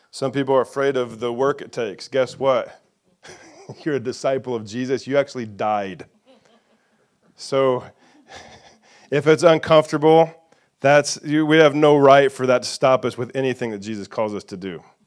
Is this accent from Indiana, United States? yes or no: yes; Indiana, United States; moved away as an adult; also born or lived in Nashville, Tennessee / Franklin, Tennessee; the redneck from Indiana